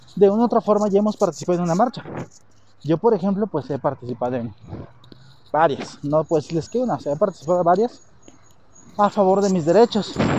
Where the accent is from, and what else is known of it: Mexico